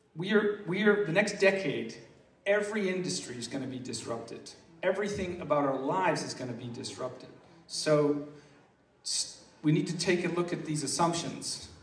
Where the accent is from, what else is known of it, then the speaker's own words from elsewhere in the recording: Massachusetts, United States; I'm from Massachusetts